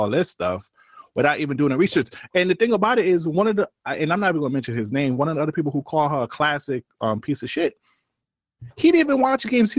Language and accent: English; New York City, New York, United States; I'm from Brooklyn